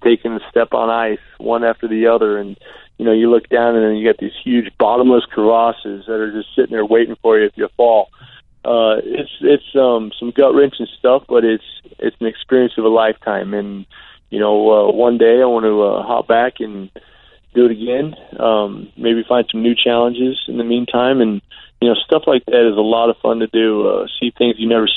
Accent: Arizona, United States; I grew up in Arizona

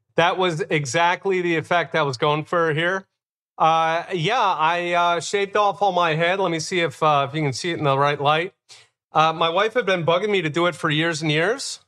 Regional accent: Philadelphia, Pennsylvania, United States; growing up in Philadelphia

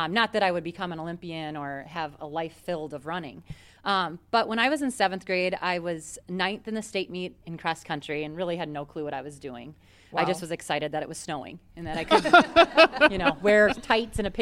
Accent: Minnesota, United States; being Minnesotan

